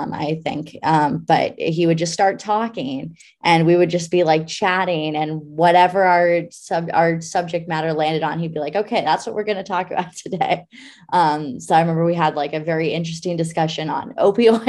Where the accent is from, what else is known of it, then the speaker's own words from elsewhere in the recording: Anchorage, Alaska, United States; I grew up in Anchorage, Alaska.